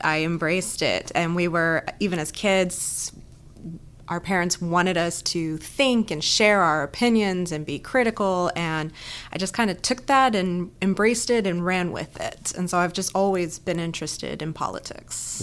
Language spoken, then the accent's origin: English; Southern California, United States; moved away as an adult; also born or lived in Boston; now in Texas, United States; I kinda grew up all over Southern California